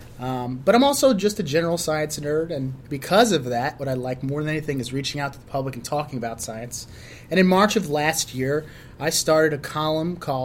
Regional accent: Chicago, Illinois, United States; I was born and raised in Chicago

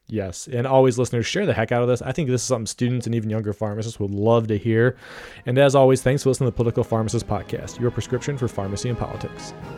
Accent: Ohio, United States; I'm from Ohio

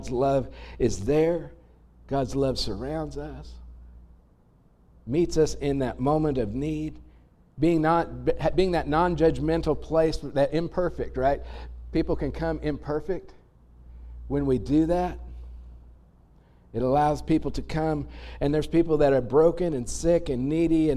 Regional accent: United States; being American, probably being human, but certainly being American

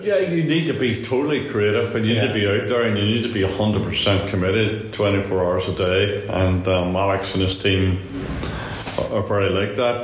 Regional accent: Ireland; moved away as an adult; also born or lived in London; being uh, Irish or seen as being Irish and it, it, it, wasn't easy in the 70s

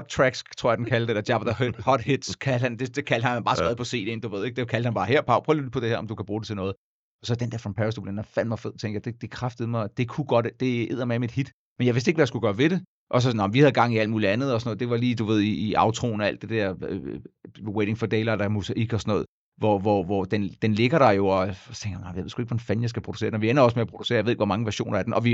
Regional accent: Denmark; jeg er dansker

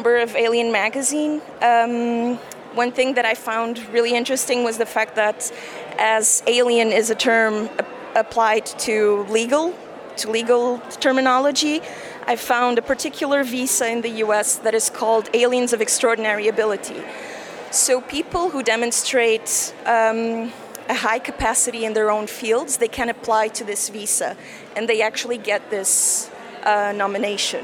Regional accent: Portugal; I was born in Portugal and I grew up in Portugal, yet I was the daughter of a German mother

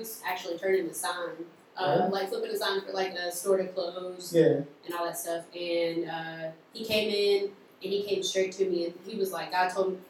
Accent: Knoxville, Tennessee, United States; I'm from Knoxville, Tennessee.

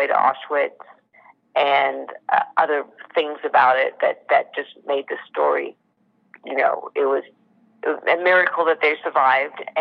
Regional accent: Sydney, New South Wales, Australia; I was born and raised in Sydney

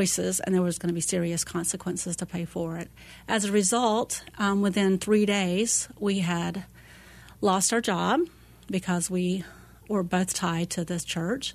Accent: Panama City, Florida, United States; moved away as an adult; now in Phoenix, United States; I grew up in Panama City, Florida, and I moved slowly across the West and landed here

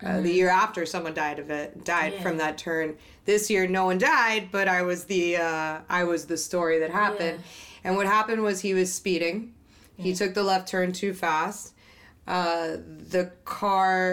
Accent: Miami, Florida, United States; I'm a beach baby. I grew up in Miami.

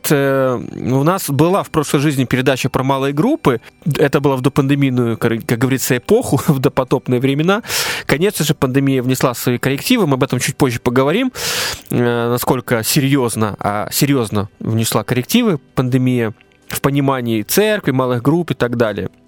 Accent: Russia; мы русские люди точно

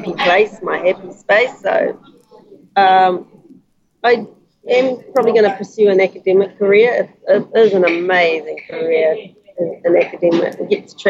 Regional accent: Wharepunga, East Coast, Gisborne, New Zealand; moved away; Wharepunga, East Coast, Taitanga Mate.

